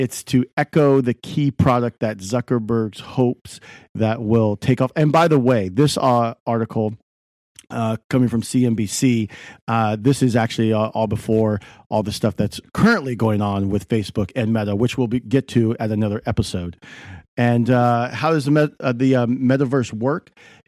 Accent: California, United States; We're from Silicon Valley. So, you know, we got to bring up the tech.

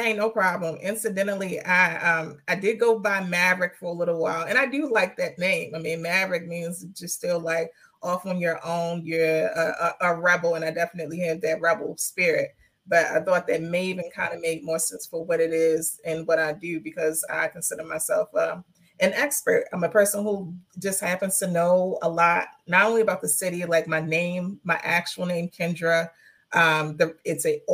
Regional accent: Baltimore, Maryland, United States; West Baltimore, Park Heights, born and raised, currently live

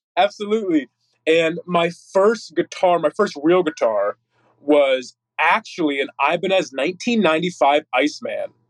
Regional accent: Northeast Pennsylvania, United States; now in Texas, United States; originally from NEPA, Northeast Pennsylvania.

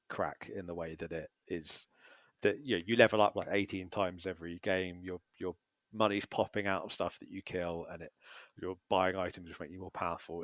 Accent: Brighton, South East England, United Kingdom; Brighton's my hometown.

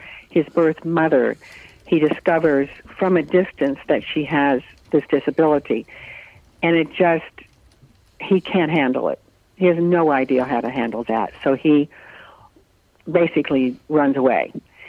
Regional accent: North Carolina, United States; born there; So we moved, and I was born in North Carolina, and we lived just all over like that from base to base in that part of the country.

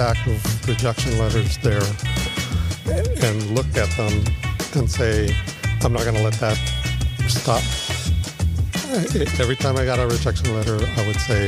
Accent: San Gabriel, California, United States; also born or lived in Rosemead, California; I grew up in the San Gabriel Valley

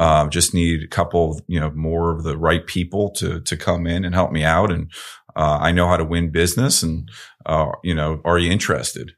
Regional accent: Northeast, United States; I was growing up in the Northeast

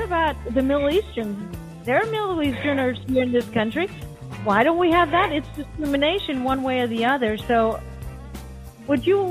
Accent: Denmark; moved away as an adult; now in Miami, United States; I grew up in Denmark

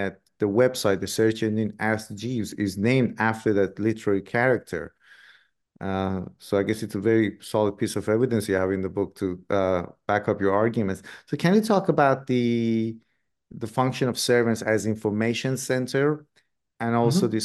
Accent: Iran; moved away; I grew up in Iran myself.

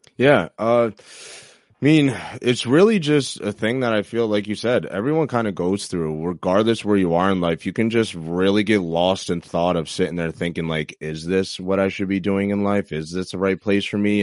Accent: Troy, New York, United States; my hometown, Troy, New York

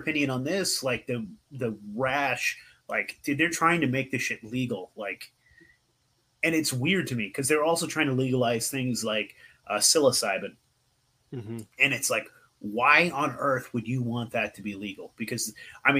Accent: Northern California, United States; I grew up in NorCal, and growing and smoking weed was just what you did

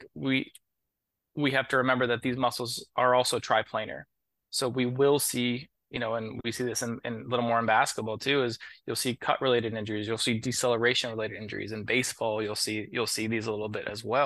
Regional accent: Columbus, Ohio, United States; moved away as an adult; also born or lived in Dayton, Ohio / Maryland; now in Washington, D.C., United States; I'm originally from Columbus, Ohio. I grew up there

